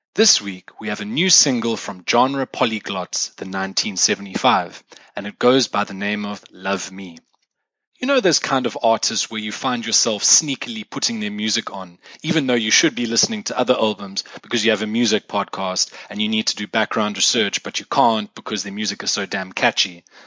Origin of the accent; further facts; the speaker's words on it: South Africa; accent: South African; first language English; moved away; In case you couldn't tell from my accent already, I am South African, not British or Australian or Irish